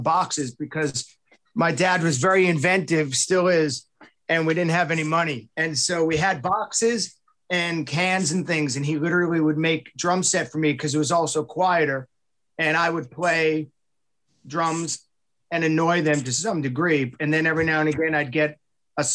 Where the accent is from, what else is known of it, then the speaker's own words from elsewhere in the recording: Long Island, New York, United States; moved away; I am from Wrong Island